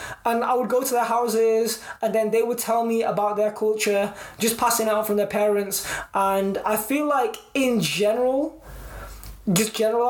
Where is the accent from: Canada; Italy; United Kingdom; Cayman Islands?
United Kingdom; first language English; I grew up in the United Kingdom between, you know, 1996 and present day